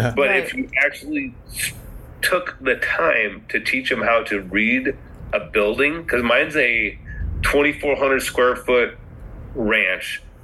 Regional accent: Pacific Northwest, United States; I'm from the Pacific Northwest.

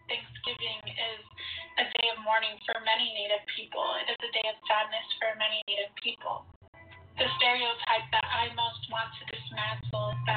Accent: Pine Ridge Indian Reservation, South Dakota, United States; I am from the Pine Ridge Indian Reservation in South Dakota. I am an enrolled member of the Oglala Lakota tribe, and I am Turtle Mountain Anishinaabe.

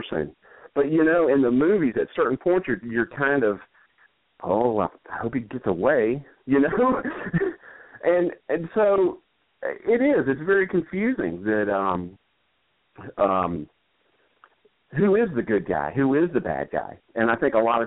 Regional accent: Macon, Georgia, United States; also born or lived in Asheville, North Carolina; now in Washington, D.C., United States; I was born in Asheville, North Carolina, and we moved to Macon, Georgia when I was pretty young, probably, I guess, five-ish, somewhere right around in there. And I grew up in Macon

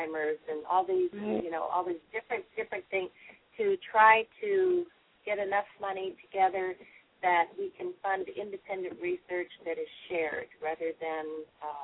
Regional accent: Portland, Oregon, United States; now in Seattle, United States; I grew up in Portland, Oregon.

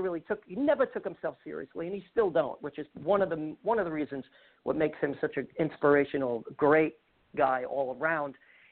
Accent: New York City, New York, United States; I'm mainly known as a bass player in New York City, born and raised in Bensonhurst, Brooklyn.

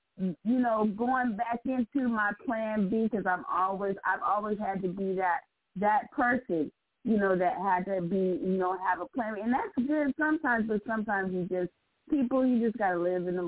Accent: Southern California, United States; I'm from Southern California

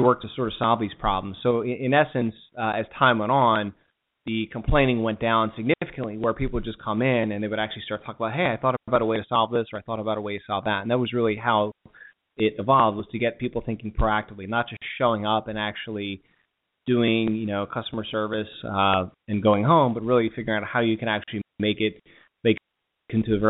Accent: Delaware area, United States; moved away as an adult; also born or lived in Northern Virginia / Philadelphia; I'm originally from the Delaware area

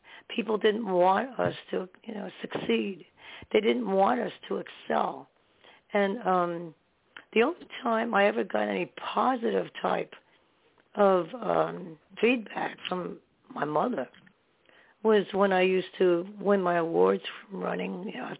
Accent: New York, United States; also born or lived in New Jersey; I was born in New York and we lived in New York for a while. And then we moved back to Jersey or into Jersey. Then we went back and forth, and then to Staten Island, New York. I would rather be in New York.

